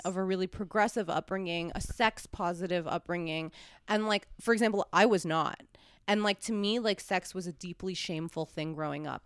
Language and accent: English; New York City, New York, United States; now in Los Angeles, United States; when I was growing up in New York City